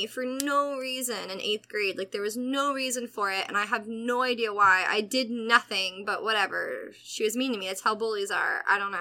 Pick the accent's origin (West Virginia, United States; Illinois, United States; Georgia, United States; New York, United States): Georgia, United States; Atlanta; I grew up in Atlanta